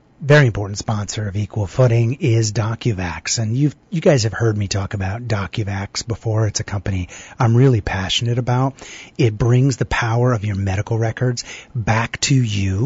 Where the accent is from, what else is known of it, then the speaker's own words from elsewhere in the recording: Boston, Massachusetts, United States; I'm from Boston